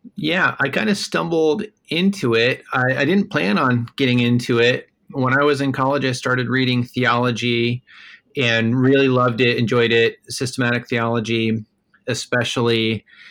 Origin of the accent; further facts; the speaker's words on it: Des Moines, Iowa, United States; also born or lived in Minneapolis, Minnesota; now in New York City, United States; I grew up in Des Moines, Iowa